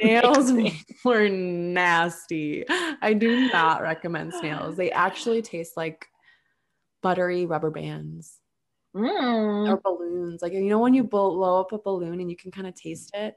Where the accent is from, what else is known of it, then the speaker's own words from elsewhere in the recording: Minnesota, United States; I'm from Minnesota